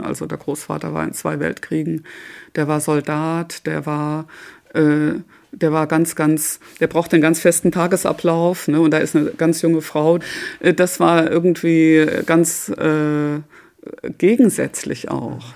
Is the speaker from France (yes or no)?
no; Bochum, North Rhine-Westphalia, Germany; moved away; also born or lived in Freiburg; Ich bin in Bochum aufgewachsen, also im Schwarzwald in Freiburg geboren, aber dann in Bochum aufgewachsen.